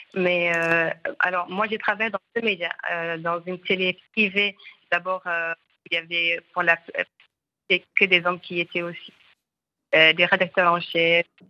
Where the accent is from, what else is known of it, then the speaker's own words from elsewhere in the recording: Mauritania; Je suis mauritanienne